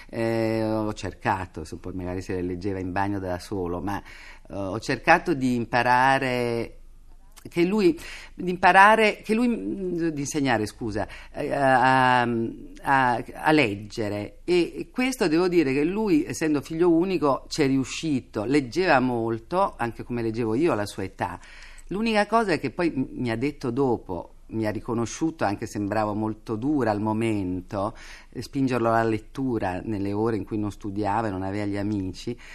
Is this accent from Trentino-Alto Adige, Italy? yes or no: no; Turin, Piedmont, Italy; E io poi ero torinese e da torinese